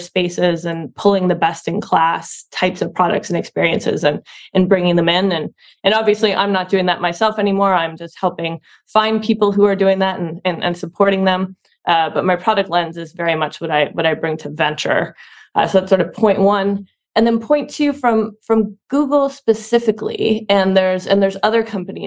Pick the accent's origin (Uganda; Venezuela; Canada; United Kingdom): Canada; Ottawa, Ontario; now in San Francisco, United States; I'm from Ottawa, Canada originally